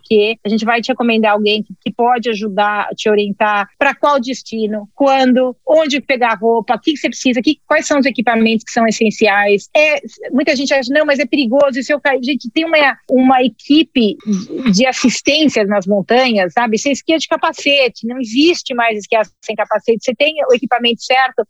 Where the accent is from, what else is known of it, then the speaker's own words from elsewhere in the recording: Brazil; sou brasileiro